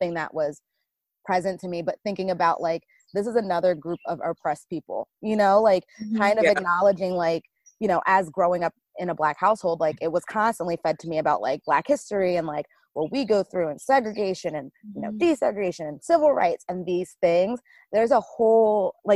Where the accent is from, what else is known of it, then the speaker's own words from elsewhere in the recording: Connecticut, United States; I grew up far north in Connecticut